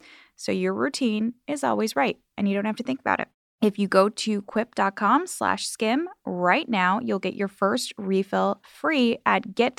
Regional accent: Chicago, Illinois, United States; moved away; I'm from Chicago.

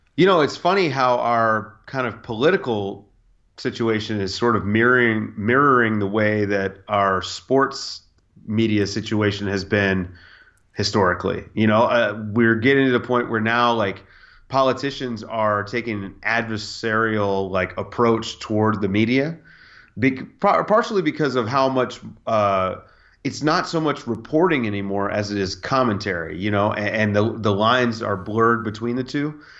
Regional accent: United States; I'm an American citizen

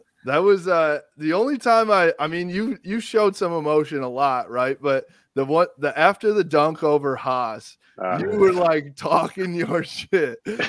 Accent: Hudsonville, Michigan, United States; I'm from Hudsonville.

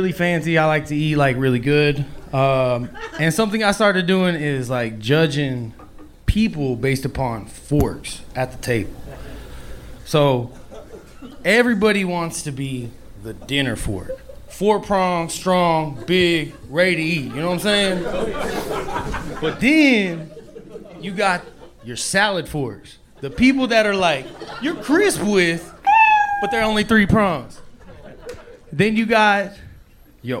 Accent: Orlando, Florida, United States; Born in Florida, Orlando

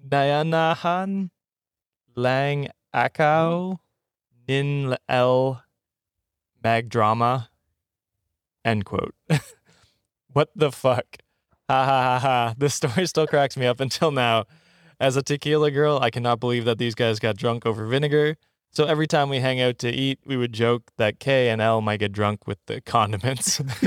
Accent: Canada; moved away as an adult; now in Ottawa, Canada; I grew up in the woods

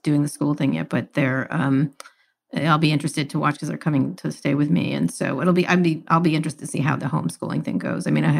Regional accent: Princeton, New Jersey, United States; Do you know I grew up in Princeton, New Jersey?

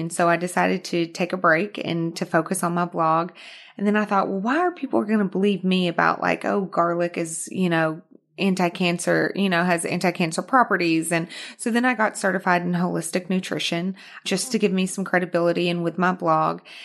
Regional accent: Arkansas, United States; moved away as an adult; also born or lived in Houston, Texas / New York; now in Los Angeles, United States; I was born in Houston, but I was raised in Arkansas. Mm-hmm. So, that's where the accent comes from, Arkansas

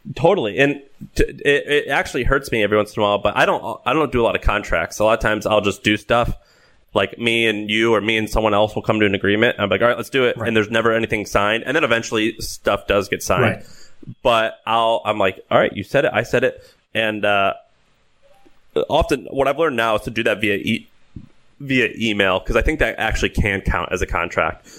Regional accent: St. Louis, Missouri, United States; moved away; I grew up in St. Louis.

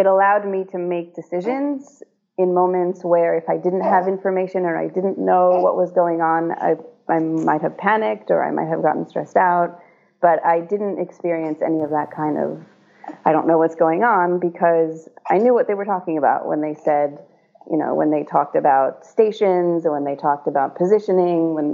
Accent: Israel; now in United States; I was born in Israel.

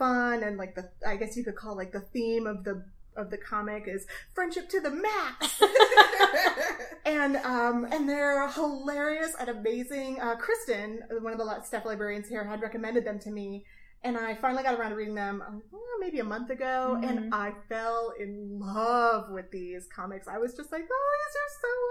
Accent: Middlefield, Ohio, United States; moved away; I am from Amish country, originally, Middlefield, Ohio

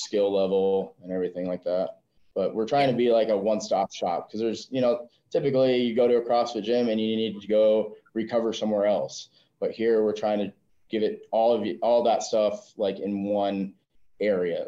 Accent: South Dakota, United States; moved away as an adult; I'm originally born and raised in South Dakota.

